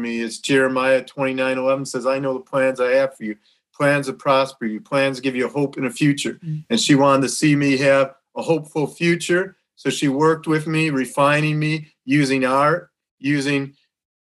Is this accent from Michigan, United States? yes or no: yes; Rochester Hills, Michigan, United States; I'm from Rochester Hills, Michigan, which is 40 minutes north of Detroit